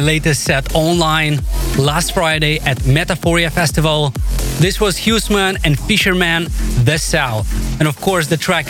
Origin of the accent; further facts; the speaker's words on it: Moldova; my home country of Moldova